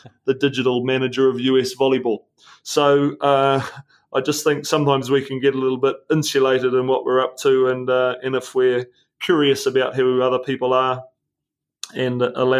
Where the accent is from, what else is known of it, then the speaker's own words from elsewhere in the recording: New Zealand; as a New Zealander